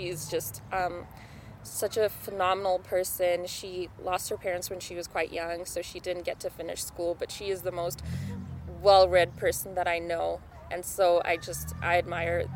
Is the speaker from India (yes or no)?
no; Zimbabwe; first language Shona; English is a second language; now in Calgary, Canada; I'm also an immigrant. So I'm from Zimbabwe